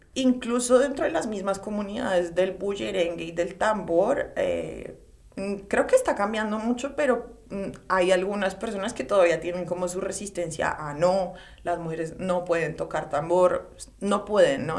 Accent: Colombia; moved away as an adult; now in New York, United States; por ser como colombiana

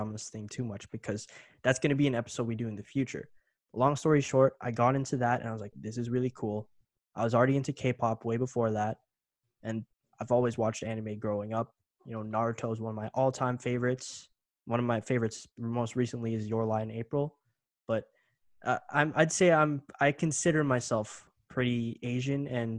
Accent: Canada; I grew up here in Canada

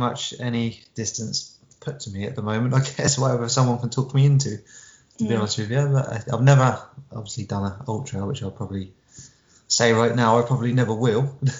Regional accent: Havant, South East England, United Kingdom; also born or lived in Southsea; I've lived all over the place. Originally, I'm from Lee Park area.

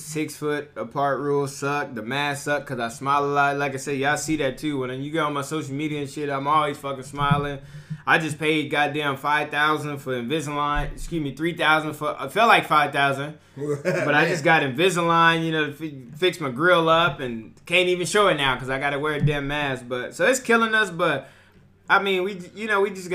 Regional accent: Bakersfield, California, United States; Born and raised Bakersfield, California

